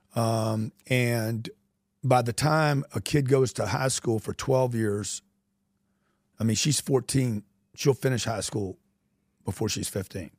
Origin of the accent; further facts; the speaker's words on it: Louisiana, United States; I grew up in Louisiana